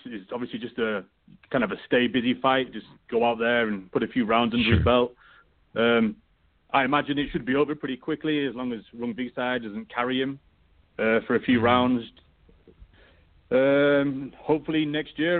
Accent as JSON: {"language": "English", "region": "England", "country": "United Kingdom", "said": "I'm English"}